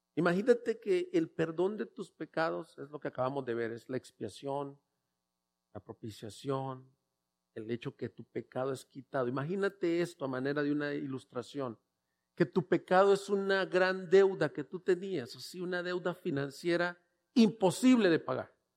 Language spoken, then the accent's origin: Spanish; El Salvador; also born or lived in El Paso, Texas / Louisville, Kentucky; now in Ciudad Juárez, Mexico; yo soy salvadoreño